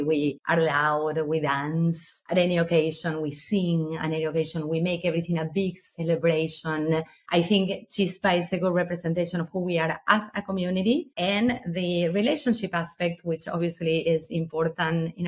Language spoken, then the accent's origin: English; Argentina; moved away; I'm originally from Argentina